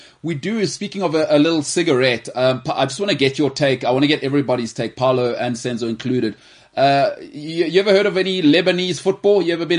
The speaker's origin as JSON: {"language": "English", "country": "South Africa", "said": "as a South African fan."}